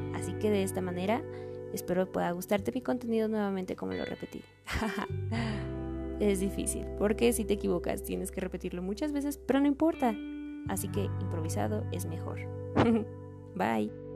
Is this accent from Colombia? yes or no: no; Mexico City, Mexico; soy de la Ciudad de México